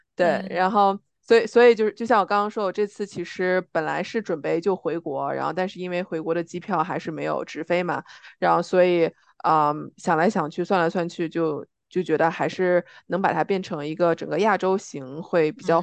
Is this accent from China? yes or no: yes; China; moved away; 我是中国人，然后我有我的身份证